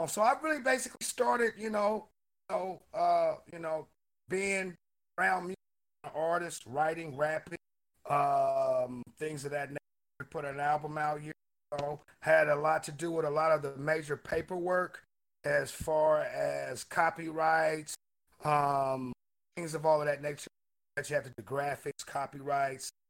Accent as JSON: {"language": "English", "town": "Portland", "region": "Oregon", "country": "United States", "tie": "born or raised there", "said": "Portland, Oregon. Uh, okay. Uh, born here, raised most here."}